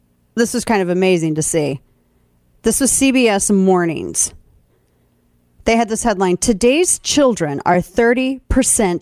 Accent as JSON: {"language": "English", "town": "St. Louis", "region": "Missouri", "country": "United States", "tie": "born or raised there", "moved": "yes"}